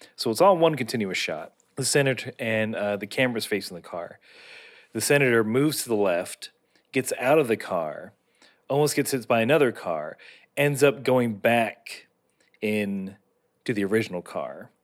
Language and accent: English; United States; being an American